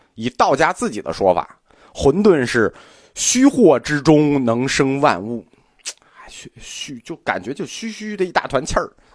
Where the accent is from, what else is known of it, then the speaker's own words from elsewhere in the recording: China; 我们中国人